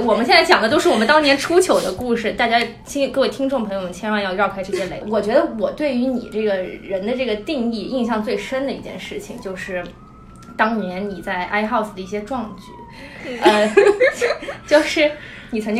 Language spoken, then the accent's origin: Chinese; Taiwan; accent: Taiwanese accent; moved away as an adult; now in United States; 就土生土长台湾人，本土